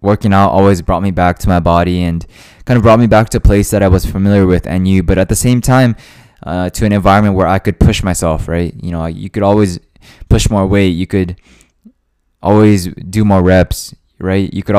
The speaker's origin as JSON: {"language": "English", "country": "Japan", "tie": "born there", "also_born_or_lived": "Hawaii, United States", "said": "I moved there from Hawaii, and I was in a completely new environment, new people, new living situation, new work environment. Everything was new, right? And even though, you know, I was born in Japan"}